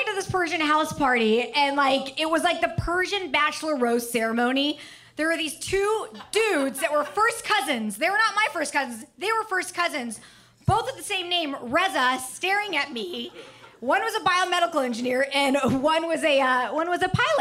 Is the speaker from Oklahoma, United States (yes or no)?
no; Orange County, California, United States; I grew up in Orange County